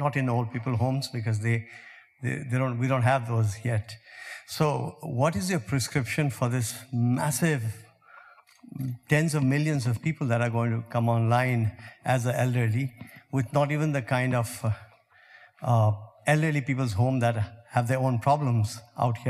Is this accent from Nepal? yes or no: yes; Kathmandu, Bagmati, Nepal; I'm from Kathmandu